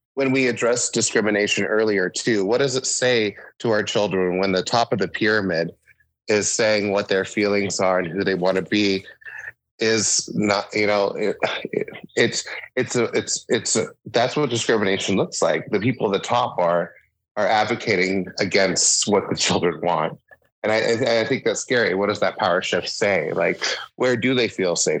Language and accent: English; Sitka, Alaska, United States; also born or lived in Juneau; growing up, growing up in Sitka and Juneau